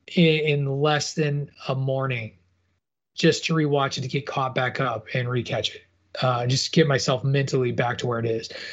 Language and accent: English; Illinois, United States; a white Midwestern guy from Illinois who grew grew up amongst the cornfields